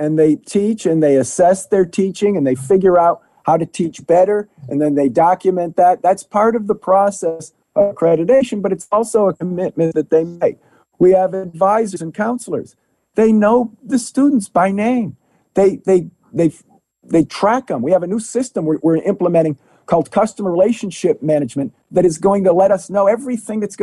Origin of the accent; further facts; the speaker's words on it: New York, United States; also born or lived in New Jersey; now in Illinois, United States; As a New Yorker, I've been a product of and also involved with the SUNY board